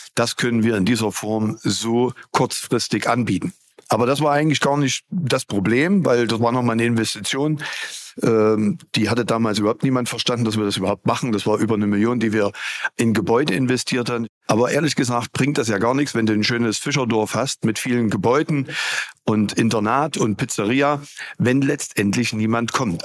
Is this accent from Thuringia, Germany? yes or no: yes; Gera, Thuringia, Germany; wieder rüber zu mir in meine Heimat und habe dann die erste Fahrschule 1990 im März gegründet